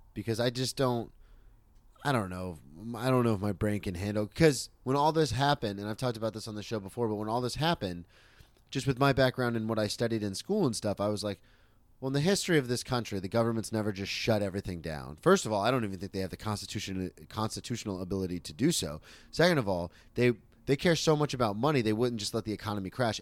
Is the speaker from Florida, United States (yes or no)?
yes; Florida, United States; moved away as an adult; also born or lived in Oklahoma City